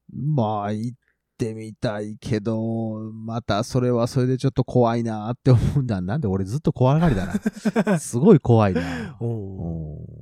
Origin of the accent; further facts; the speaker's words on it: Nagoya, Aichi, Japan; 地元は名古屋なので